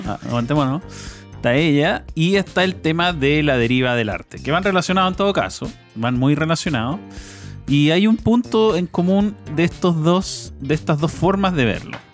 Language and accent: Spanish; Chile; como ciudadanos chilenos